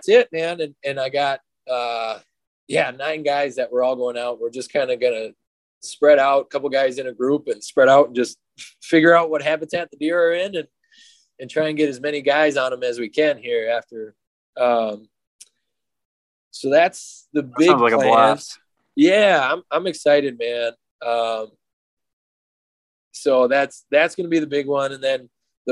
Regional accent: Northern Minnesota, United States; growing up in Northern Minnesota

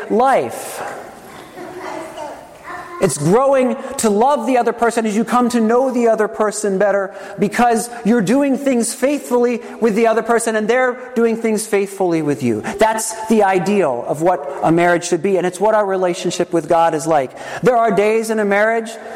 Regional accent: Trenton, New Jersey, United States; I was born on October 3rd, 1969, in Helene Fold Hospital in Trenton, New Jersey

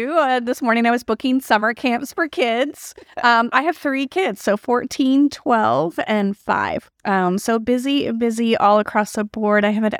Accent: Austin, Texas, United States; also born or lived in Vancouver, California, United States; Well, I grew up in Austin. So I grew up in Austin. I was actually born in Vancouver, and we moved here in 1979

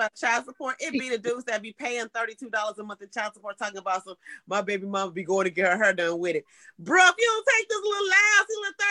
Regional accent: St. Louis, Missouri, United States; we're all from St. Louis because everyone said Airbnb, not Airbnb.

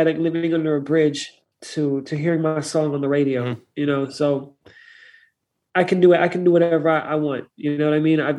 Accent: Santa Fe, New Mexico, United States; moved away as an adult; also born or lived in Treasure Coast, Florida; now in Florida, United States; back home from my hometown in Santa Fe

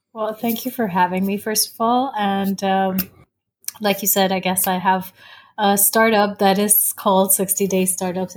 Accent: Dubai, United Arab Emirates; moved away as an adult; also born or lived in United States; I was born and raised in Dubai, so I'm very much a, a Dubai girl at heart.

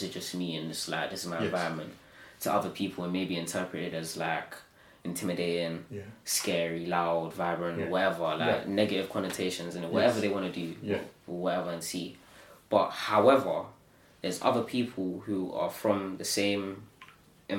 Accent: London, United Kingdom; I understand I'm English and I'm born in England

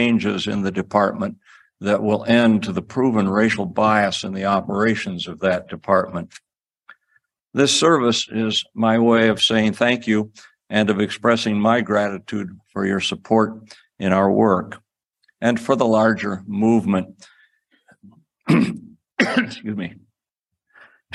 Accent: Cedar Rapids, Iowa, United States; I grew up in Cedar Rapids, Iowa, about 15 miles away from the farm that my mother had grown up on

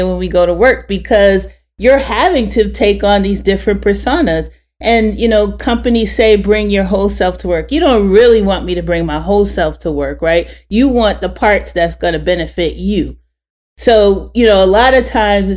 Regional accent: New York, United States; I'm from New York

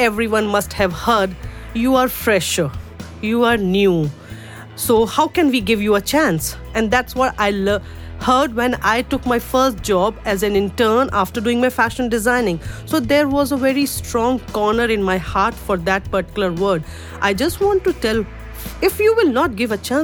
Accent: India; first language Urdu; English is a second language; moved away as an adult; now in United Arab Emirates; Born and brought up in India

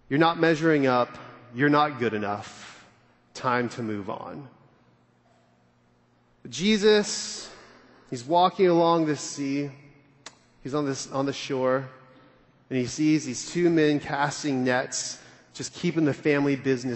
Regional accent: California, United States; now in Dallas, United States; I'm from California

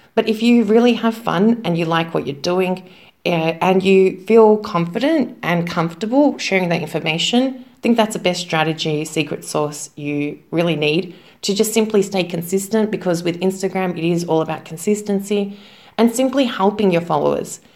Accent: Melbourne, Victoria, Australia; moved away as an adult; now in Zagreb, Croatia; Now, I am from Australia, from Melbourne, but currently I am living in Zagreb, Croatia. I've been living here for about 10 years

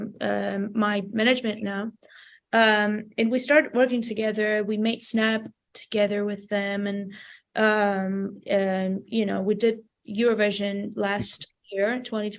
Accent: Vanadzor, Lori, Armenia; English is a second language; I lived my whole life there. I started making my baby musical steps in my hometown, Vanador. It's a small town in Armenia

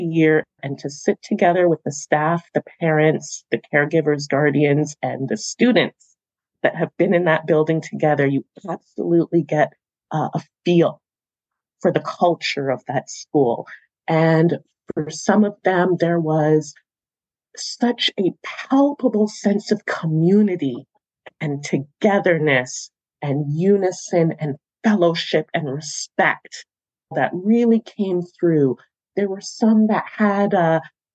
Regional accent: Toronto, Ontario, Canada; the schools that I attended growing up in Toronto as a student myself

